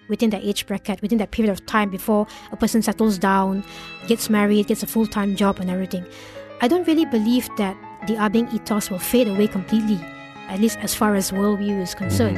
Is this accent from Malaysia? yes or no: yes; Malaysia; as a Malaysian Chinese of the non-Chinese educated background